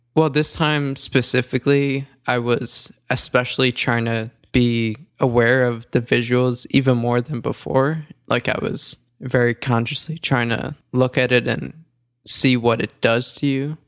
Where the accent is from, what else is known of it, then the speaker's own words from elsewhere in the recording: New York, United States; I'm from New York